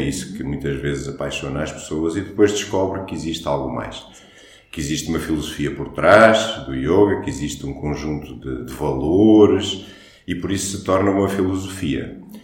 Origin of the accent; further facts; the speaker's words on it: Portugal; first language Portuguese; nós somos portugueses, não somos indianos